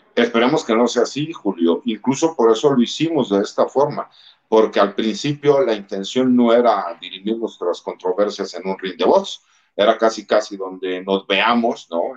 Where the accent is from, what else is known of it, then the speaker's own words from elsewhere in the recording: Mexico; como mexicanos, más del ambiente donde yo vengo, que es el ambiente militar